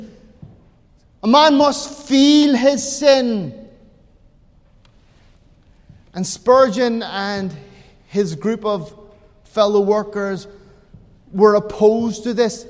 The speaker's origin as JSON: {"language": "English", "country": "Ireland", "said": "I'm an Irishman"}